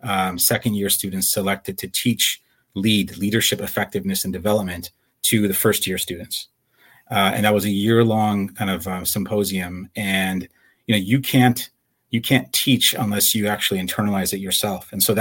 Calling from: Campbell, California, United States; I'm in the city of Campbell, which is San Jose, California. I'm in my home

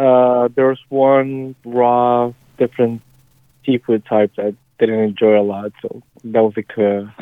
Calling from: Rhode Island, United States; I'm calling from Rhode Island.

